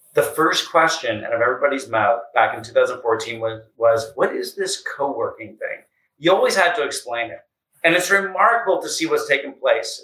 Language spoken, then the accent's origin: English; Canada; moved away as an adult; also born or lived in United States; the other half has been back in Canada, which I was born, raised, went to school, and started my career